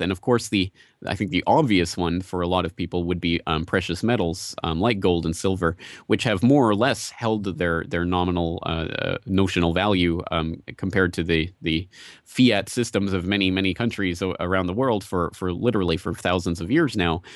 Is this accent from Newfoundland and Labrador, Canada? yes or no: no; Calgary, Alberta, Canada; I'm from Calgary, Canada